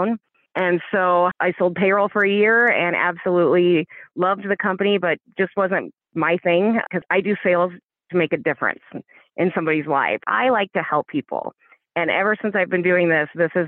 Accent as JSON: {"language": "English", "region": "Iowa", "country": "United States", "tie": "born or raised there", "said": "My work ethic comes from growing up in Iowa"}